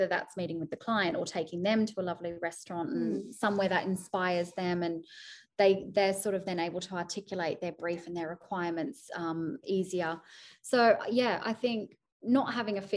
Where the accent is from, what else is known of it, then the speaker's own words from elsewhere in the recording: Sydney, New South Wales, Australia; moved away as an adult; now in United Kingdom; Sydney, which is my hometown